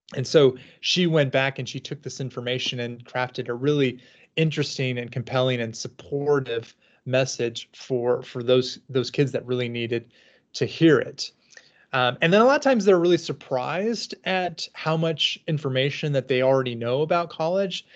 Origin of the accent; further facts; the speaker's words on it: Southern California, United States; moved away as an adult; also born or lived in Washington; now in Kansas City, United States; I'm from Southern California